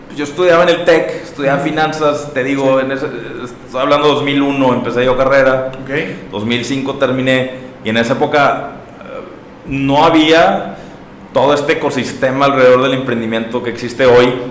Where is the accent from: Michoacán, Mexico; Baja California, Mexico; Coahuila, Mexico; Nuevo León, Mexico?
Nuevo León, Mexico; Monterrey; soy de aquí de Monterrey